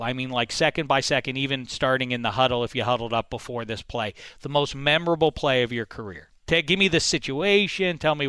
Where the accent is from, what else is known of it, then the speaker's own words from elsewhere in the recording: Pittsburgh, Pennsylvania, United States; now in Los Angeles, United States; I'm from Pittsburgh.